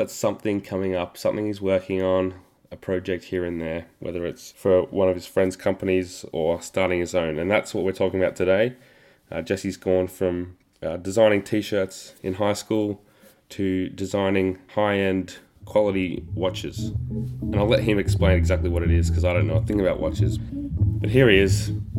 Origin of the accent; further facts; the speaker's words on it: Australia; I don't know, we're Australian.